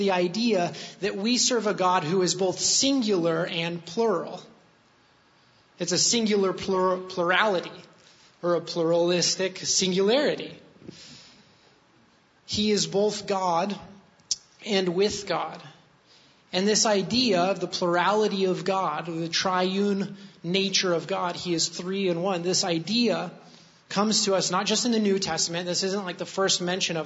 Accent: New Mexico, United States; I'm from New Mexico.

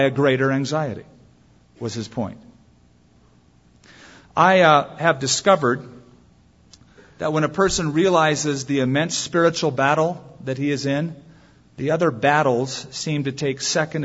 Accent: United States; I'm an American

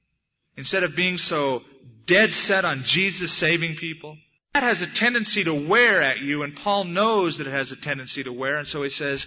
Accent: United States; I'm an American

